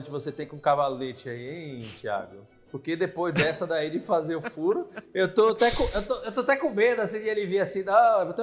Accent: Northeast Region, Brazil; accent: Nordeste; eu sou nordestino

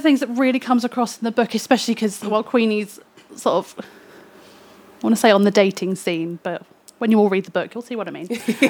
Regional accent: London, United Kingdom; I grew up in Hackney, and it's it's this weird same story of all those like nice things that made it a really interesting place to live.

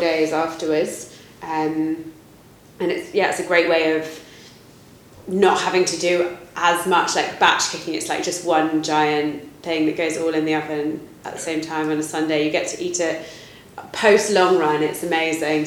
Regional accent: United Kingdom; I'm very British.

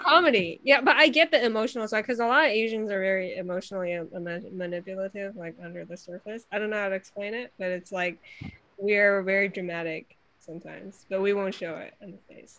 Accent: China; now in United States; I grew up in China in like the 90s

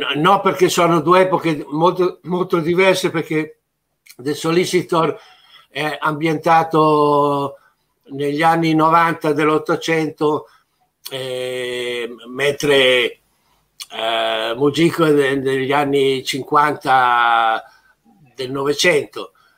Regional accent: Italy

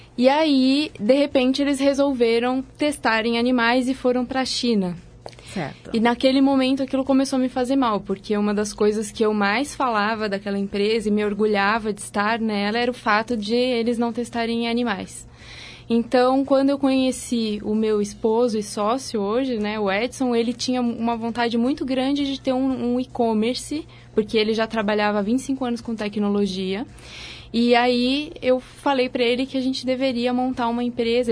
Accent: Santa Catarina, Brazil; now in São Paulo, Brazil; Eu sou de Santa Catarina, mas já tem muitos anos que eu saí de lá

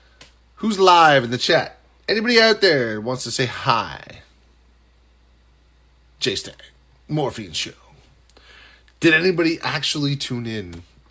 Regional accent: Nova Scotia, Canada; I'm in the Atlantic time zone. It's very small. We're a very small, meek people. You could easily take us over. I mean, come on. Trump, what are you doing? You could totally take over Nova Scotia.

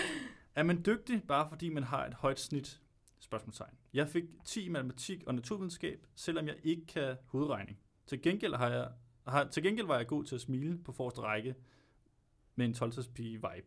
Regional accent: Albertslund, Capital Region of Denmark, Denmark; Jeg er fra Alberslund.

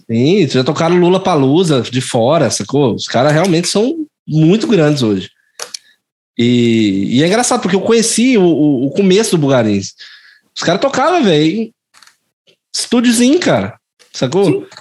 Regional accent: Goiás, Brazil; sou goiano mesmo

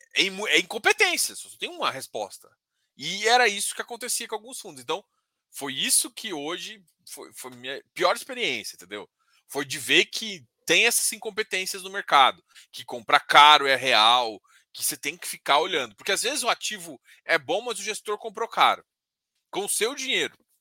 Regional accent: Brazil; eu sou brasileiro

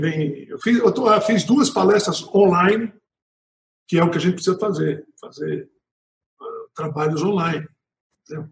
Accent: Natal, Rio Grande do Norte, Brazil; nasci em Natal.

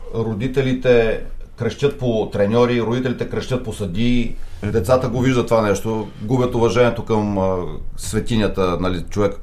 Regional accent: Targovishte Province, Bulgaria; Ангел Генчев от моя град, аз съм от Търговище

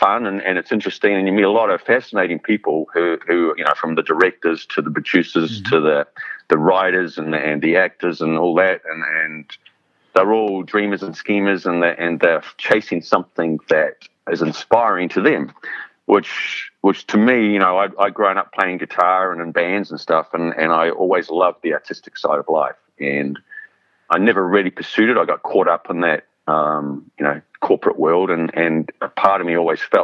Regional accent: New Zealand; moved away as an adult; also born or lived in London; I grew up in New Zealand, which is a long way from anywhere

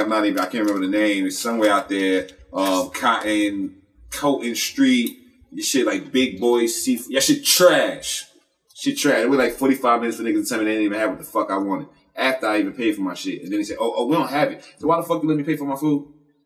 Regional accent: New Jersey, United States; I'm from Jersey. I'm from North.

